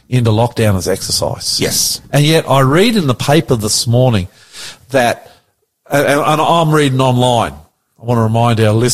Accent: Sydney, New South Wales, Australia; I'm the Aussie Pastor. Welcome to our program today. I want to say, coming from the COVID capital of Australia, Sydney.

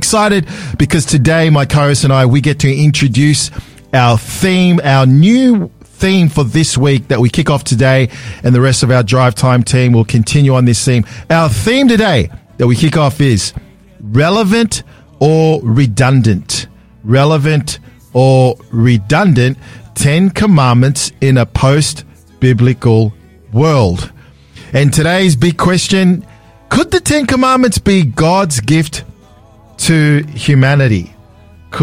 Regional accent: Sydney, New South Wales, Australia; we grew up with German Shepherd dogs growing up in Sydney

